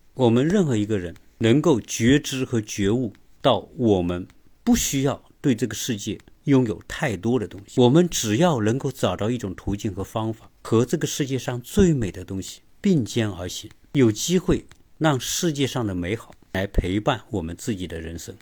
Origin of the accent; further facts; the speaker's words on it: China; 我们中国人